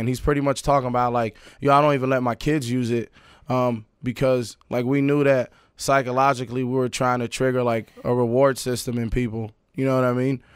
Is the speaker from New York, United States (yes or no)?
yes; New York City, New York, United States; also born or lived in Paris, France / Sudan (ancestry); I was born in Paris. My family's from Sudan, East Africa. Um, but, uh, I was born in Paris. I di-, I didn't move to Queens till I was eight